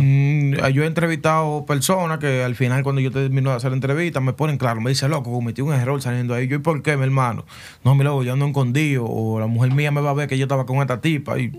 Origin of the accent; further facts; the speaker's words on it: Santo Domingo, Distrito Nacional, Dominican Republic; also born or lived in Herrera, Santo Domingo Oeste; una gran parte de mi niñez la pasé en Cristo Rey ahí con los tigres, la vaina, los chamaquitos. Me mudé a Herrera y seguí visitando Cristo Rey